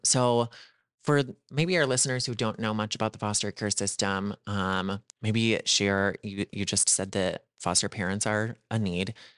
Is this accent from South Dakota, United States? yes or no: yes; South Dakota, United States; a fellow South Dakotan